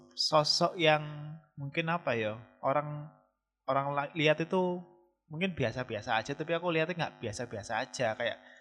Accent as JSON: {"language": "Indonesian", "town": "Malang", "region": "East Java", "country": "Indonesia", "also_born_or_lived": "Jakarta", "said": "aku kan, eh, dari Jakarta resign dari tempat kerja di sana, pulang ke Malang, cari kerja dengan tujuan itu cari kerja di Kota Malang atau Jawa Timur"}